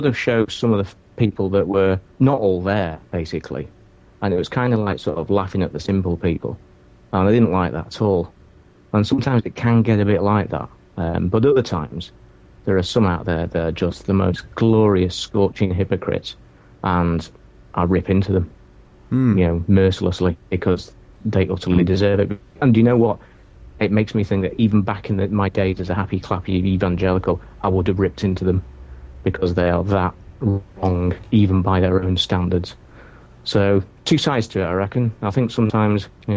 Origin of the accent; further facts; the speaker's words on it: Manchester, North West England, United Kingdom; I'm from Manchester, UK